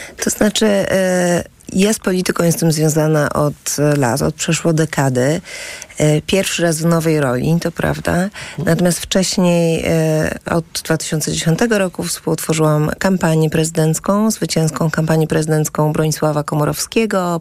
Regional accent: Warsaw, Masovian Voivodeship, Poland; also born or lived in Wałbrzych / Świdnica; jestem z Warszawy

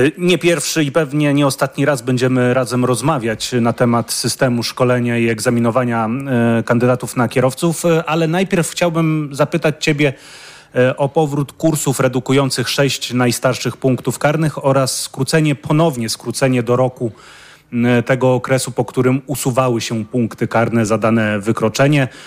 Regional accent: Subcarpathian Voivodeship, Poland; Jesteśmy studentami z Podkarpacia i chcieliśmy tutaj zagłosować.

